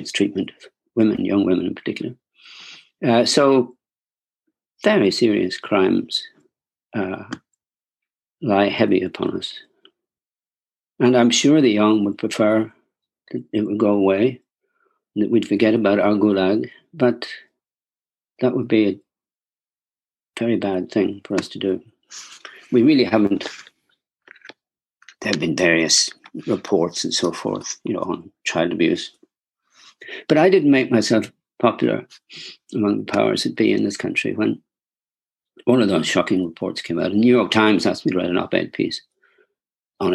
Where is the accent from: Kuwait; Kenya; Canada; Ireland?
Ireland; Wexford, Leinster; when I was growing up in Wexford, I was a little boy